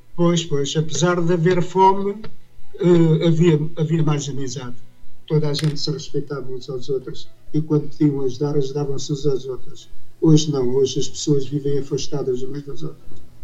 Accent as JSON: {"language": "Portuguese", "country": "Portugal", "tie": "born or raised there"}